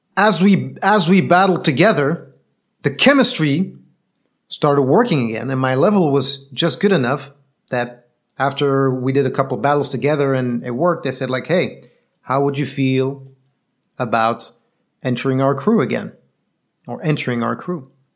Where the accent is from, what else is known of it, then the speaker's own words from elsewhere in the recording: Belgium; I'm from Belgium.